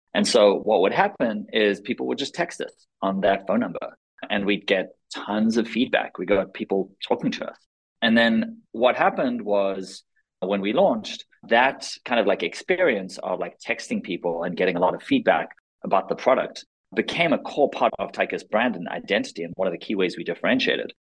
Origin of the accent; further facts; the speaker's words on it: South Africa; also born or lived in Israel; now in United States; I was born in Israel, grew up in South Africa, moved to the States in 2002